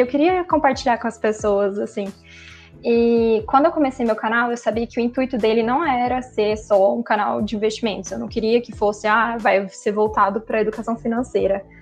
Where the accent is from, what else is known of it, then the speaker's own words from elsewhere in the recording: Campo Grande, Mato Grosso do Sul, Brazil; also born or lived in Uberlândia / Belo Horizonte; eu não sou de Uberlândia, eu sou daqui de Campo Grande